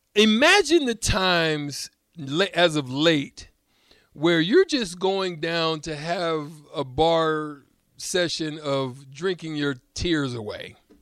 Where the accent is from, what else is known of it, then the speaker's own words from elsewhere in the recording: Auburn, Alabama, United States; I'm from Auburn